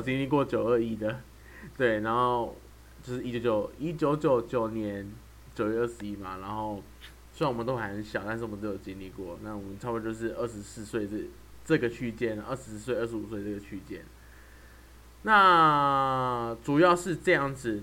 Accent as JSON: {"language": "Chinese", "region": "Taoyuan", "country": "Taiwan", "moved": "yes", "lives_now": "Pingtung, Taiwan", "said": "我是住在屏东。啊，可是我是桃园人"}